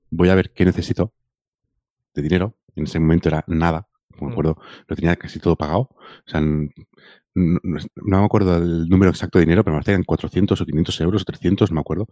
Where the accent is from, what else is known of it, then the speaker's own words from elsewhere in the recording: Mataró, Catalonia, Spain; yo me considero que soy de Rocafonda. Mm. ¿vale? que es un barrio de Mataró